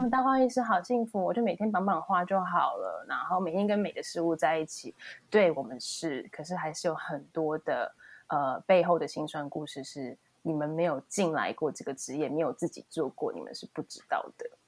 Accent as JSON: {"language": "Chinese", "country": "Taiwan", "moved": "yes", "lives_now": "Germany", "said": "来自一个非常朴实的地方，台湾"}